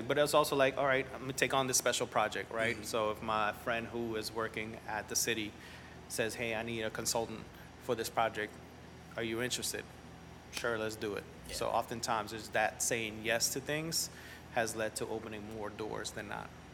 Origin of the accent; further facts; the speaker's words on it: New Orleans, Louisiana, United States; also born or lived in Nicaragua / Mexico City / Montreal / El Salvador; I grew up in New Orleans